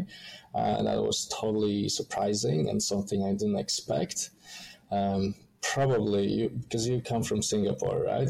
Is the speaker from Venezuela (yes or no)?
no; Poland; moved away as an adult; now in Melbourne, Australia; I come from Poland, Eastern Europe